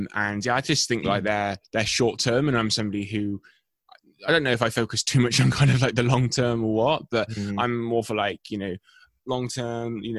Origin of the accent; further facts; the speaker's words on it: England, United Kingdom; I'm from England.